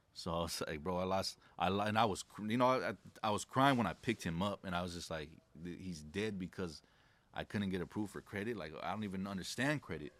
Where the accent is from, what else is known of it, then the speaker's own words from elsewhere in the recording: La Puente, California, United States; I grew up in a city called La Puente in California